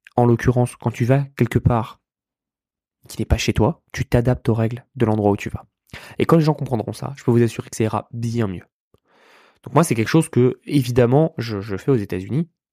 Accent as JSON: {"language": "French", "area": "Yvelines", "region": "Île-de-France", "country": "France", "tie": "born or raised there", "moved": "as an adult", "lives_now": "United States", "said": "je suis né, je suis né dans les Yvelines, euh, à côté de Paris"}